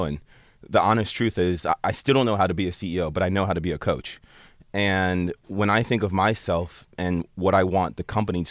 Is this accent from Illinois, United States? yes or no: no; Basking Ridge, New Jersey, United States; I grew up in a town called Basking Ridge in New Jersey.